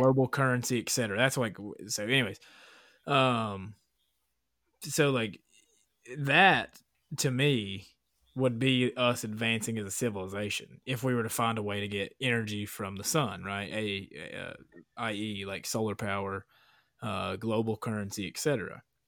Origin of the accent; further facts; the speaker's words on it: Appalachian Mountains, United States; I was raised in the Appalachian fucking mountains